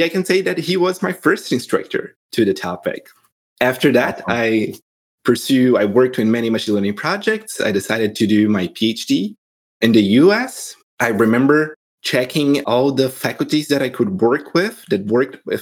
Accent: Brazil; moved away as an adult; now in United States; I'm originally from Brazil

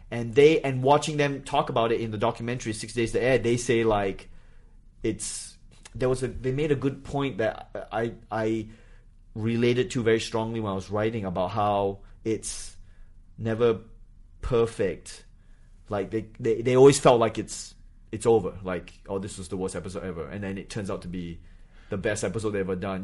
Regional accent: Singapore; moved away as an adult; also born or lived in Malaysia / New Hampshire / Australia; I grew up in Singapore

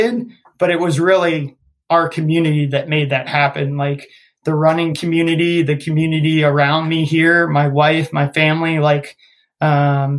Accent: Northern Virginia, United States; I grew up in Northern Virginia. I played at a high school called Oakton High School

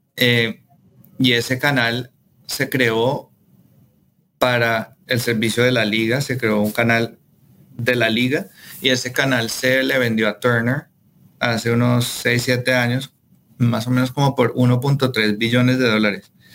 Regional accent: Colombia; yo soy colombiano

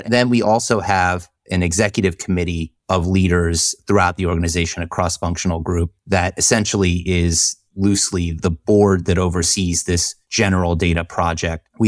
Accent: the South, United States; But we all know I grew up in the South, so I wasn't aware of what you do on icy roads.

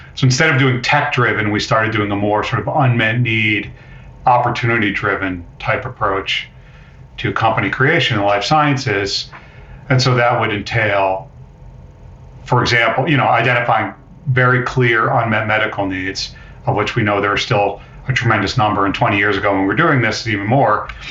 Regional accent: Amherst, Massachusetts, United States; I grew up in Amherst, Mass.

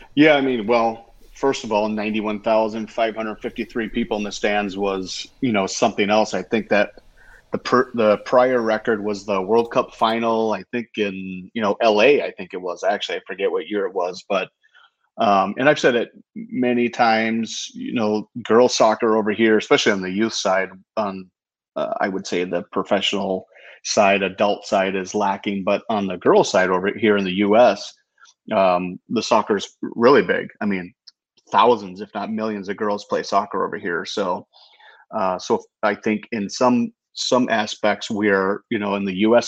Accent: United States; As an American

